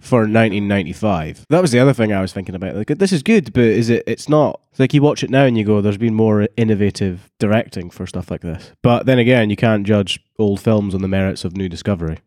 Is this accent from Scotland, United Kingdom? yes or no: yes; Scotland, United Kingdom; I'm the Scottish one